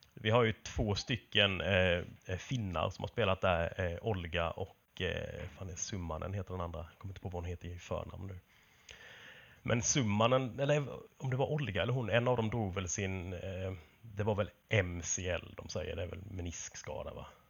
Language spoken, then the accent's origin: Swedish; Småland, Sweden; moved away; hemma i Småland